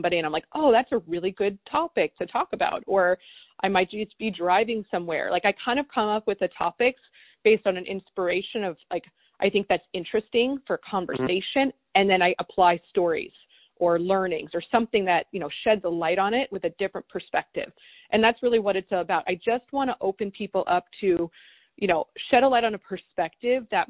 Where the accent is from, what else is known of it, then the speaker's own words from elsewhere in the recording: East Coast, United States; I grew up in the East Coast